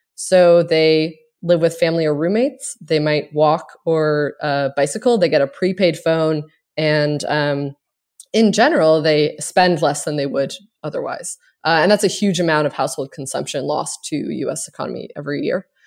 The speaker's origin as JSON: {"language": "English", "area": "Cape Breton", "region": "Nova Scotia", "country": "Canada", "moved": "yes", "lives_now": "United States", "said": "I am from a small island in Nova Scotia called Cape Breton"}